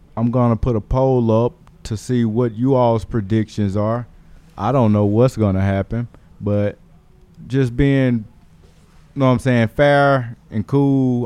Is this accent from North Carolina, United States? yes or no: no; Decatur, Alabama, United States; I'm from Decatur, Alabama, specifically